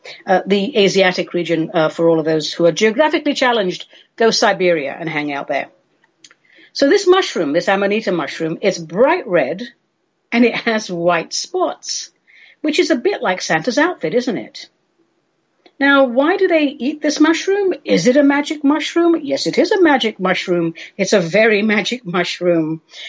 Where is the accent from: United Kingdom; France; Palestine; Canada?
United Kingdom; England; I grew up in England, so my main frame for the holiday season really is Christmas and solstice.